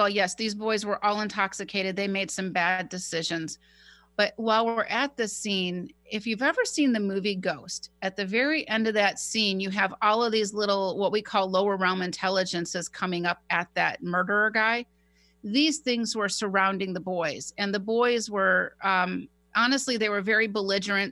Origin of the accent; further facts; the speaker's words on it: Poway, California, United States; my hometown in Poway